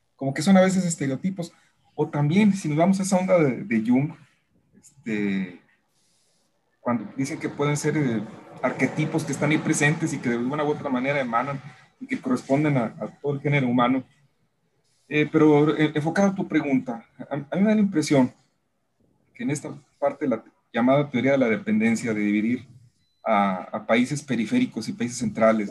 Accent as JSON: {"language": "Spanish", "country": "Mexico", "also_born_or_lived": "Monterrey"}